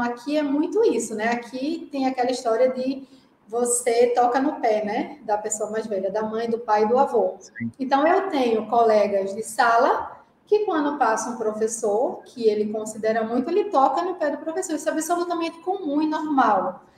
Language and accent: Portuguese; Recife, Pernambuco, Brazil; accent: pernambucano; moved away as an adult; now in Jamnagar, India; Eu estou impressionada com o meu sotaque pernambucano. Não importa quanto tempo eu esteja na Índia, continuo pernambucana